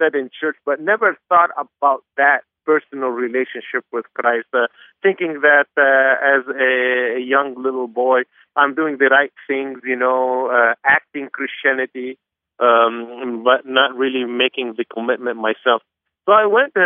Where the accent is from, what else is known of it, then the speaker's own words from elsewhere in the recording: Beirut, Beirut Governorate, Lebanon; also born or lived in Anderson, Indiana; I was born and raised in Beirut, Lebanon